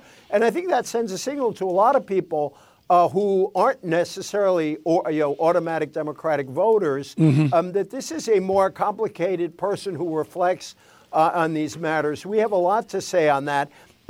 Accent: Fall River, Massachusetts, United States; smaller industrial places like my hometown of Fall River, Massachusetts

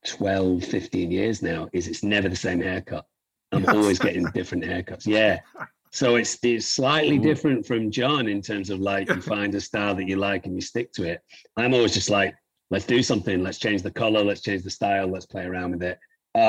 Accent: Manchester, North West England, United Kingdom; I come from Manchester

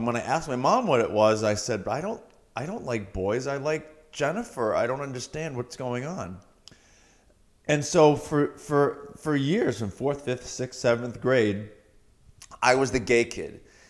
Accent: Massachusetts, United States; Cape Cod, Massachusetts.

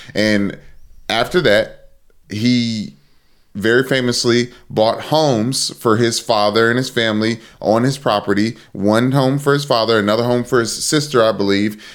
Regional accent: Sumter, South Carolina, United States; moved away; also born or lived in Kentucky; I went to Murray State in Kentucky, went to Crestwood in South Carolina before that, v, in, in Sumter, South Carolina, where my dad coaches high school football.

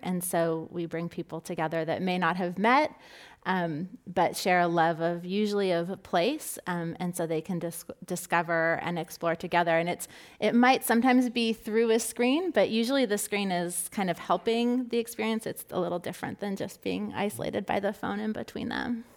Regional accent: Southern California, United States; I grew up in Southern California

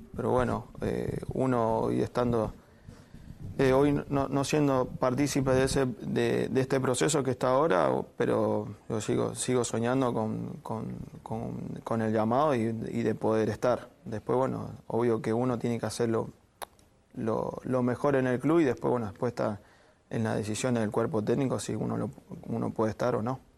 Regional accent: Maipú, Mendoza, Argentina; moved away; Maipú, que es del club donde yo, uh. salí de ahí de Mendoza

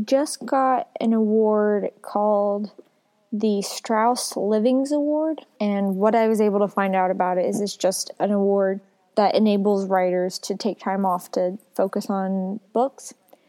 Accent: the South, United States; And, you know, I was raised in the South, so sometimes I really struggle.

